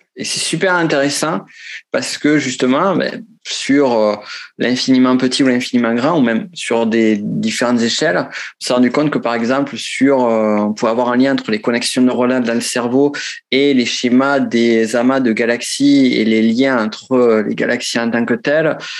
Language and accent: French; Pyrenees, France; accent: Pyrenees; moved away as an adult; also born or lived in Toulouse; now in Chile; je viens des Pyrénées. J'ai vécu, ça sent à mon accent. Certains pensent accent de Marseille ou de Toulouse, non, c'est accent de, du, du, du, fin fond des Pyrénées.